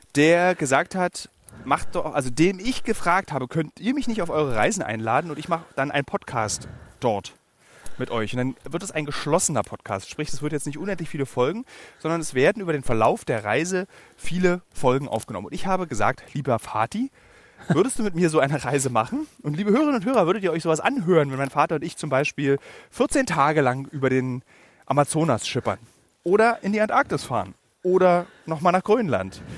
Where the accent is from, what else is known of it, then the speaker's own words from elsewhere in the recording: Berlin, Germany; Berlin-Marzahn, einem Stadtbezirk meiner Heimatstadt